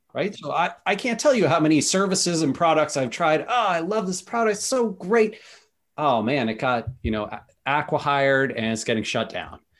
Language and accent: English; Seattle, Washington, United States; I'm from Seattle